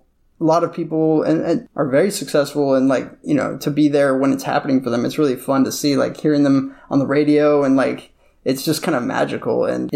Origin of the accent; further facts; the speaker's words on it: Beverly Hills, California, United States; I used to hate LA because I grew up in Beverly Hills, which is like the most stupid place for a kid, yeah, to grow up.